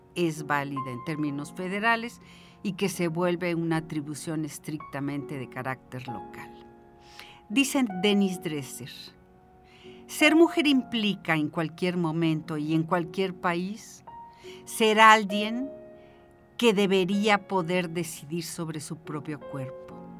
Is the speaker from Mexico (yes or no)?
yes; San Luis Potosí, Mexico; somos los potosinos y las potosinas